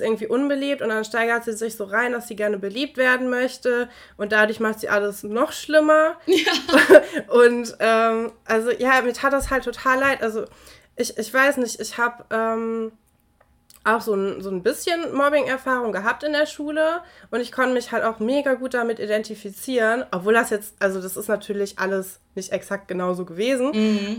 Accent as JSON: {"language": "German", "region": "North Rhine-Westphalia", "country": "Germany", "said": "Wir kommen ja aus Nordrhein-Westfalen."}